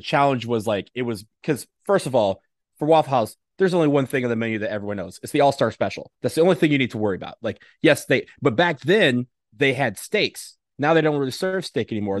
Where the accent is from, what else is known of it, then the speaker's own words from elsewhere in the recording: Michigan, United States; moved away; also born or lived in Texas; I grew up in Michigan